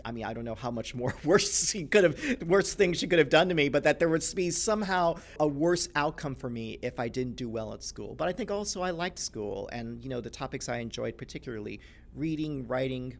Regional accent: Los Angeles, California, United States; growing up in Los Angeles, literally the town

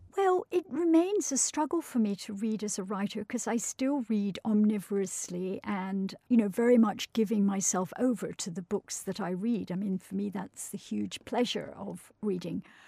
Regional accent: Scottish countryside, Scotland, United Kingdom; as a child growing up in the Scottish countryside

